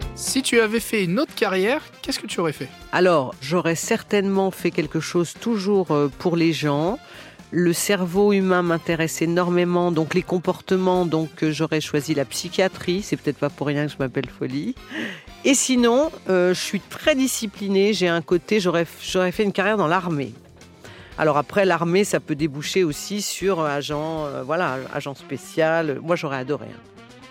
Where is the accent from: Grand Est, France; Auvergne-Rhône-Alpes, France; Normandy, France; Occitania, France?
Auvergne-Rhône-Alpes, France; Lyon; je suis née euh, un jour à Lyon